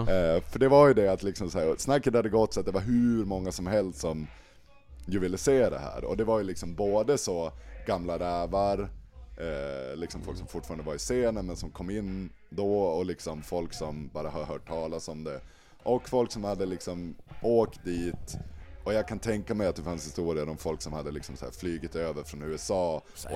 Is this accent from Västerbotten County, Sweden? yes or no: yes; Malå, Västerbotten County, Sweden; now in Umeå, Sweden; jag är uppväxt i liksom Sveriges femte minsta kommun